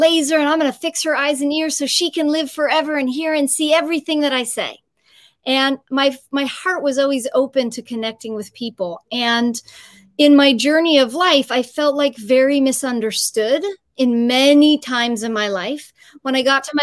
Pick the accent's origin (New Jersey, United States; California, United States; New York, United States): California, United States; San Francisco; also born or lived in Los Angeles; I'm originally born and raised in San Francisco, but then I moved to Los Angeles when I went to UCLA for college